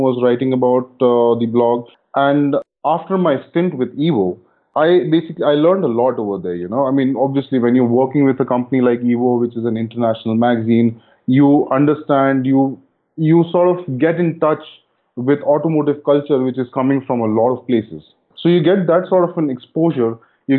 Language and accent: English; India